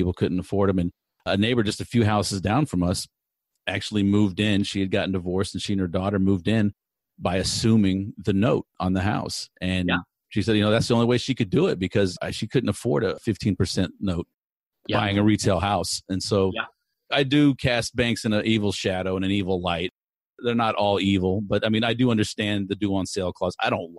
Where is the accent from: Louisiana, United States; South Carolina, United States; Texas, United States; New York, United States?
Texas, United States; Houston; growing up in the Houston area in the 80s, 70s and 80s